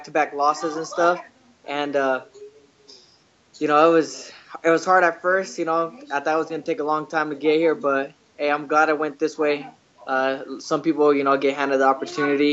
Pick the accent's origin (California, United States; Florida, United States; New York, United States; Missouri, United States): California, United States; Lemoore; I'm from Lemoore, California